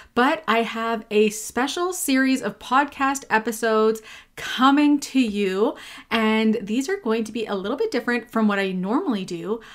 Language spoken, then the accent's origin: English; Quebec, Canada; first language English; now in Ontario, Canada; I grew up in Quebec